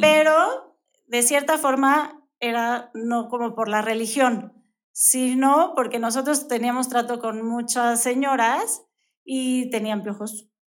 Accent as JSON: {"language": "Spanish", "region": "Mexico City", "country": "Mexico", "also_born_or_lived": "Brazil", "moved": "yes", "lives_now": "Querétaro, Mexico", "said": "Yo soy de, la Ciudad de México, pero llevo tantos años, 24 años más o menos aquí en Querétaro, entonces ya me declaro de queretana"}